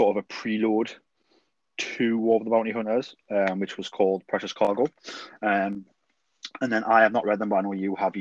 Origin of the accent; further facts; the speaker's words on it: Geordie, North East England, United Kingdom; I'm the Geordie